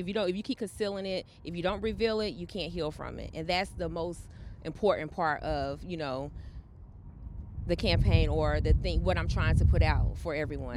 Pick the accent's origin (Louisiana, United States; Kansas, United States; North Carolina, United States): North Carolina, United States; Charlotte; also born or lived in Florence, South Carolina; I was raised in Charlotte, but I was born in Florence, South Carolina